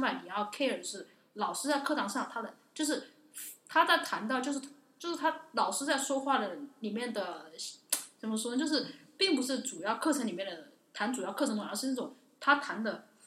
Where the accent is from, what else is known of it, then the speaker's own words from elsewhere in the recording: China; moved away as an adult; 我来自，我是中国人